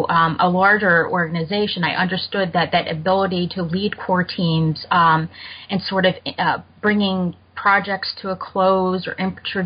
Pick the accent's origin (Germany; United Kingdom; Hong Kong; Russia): Germany; moved away; I grew up in Germany